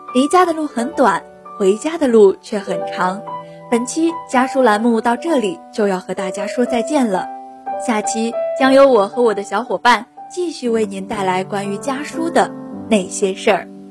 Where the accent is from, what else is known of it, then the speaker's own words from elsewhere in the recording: Anyang, Henan, China; moved away as an adult; now in Nanjing, China; 来自河南安阳，我在南京大学，距离我的家乡 八百四十四公里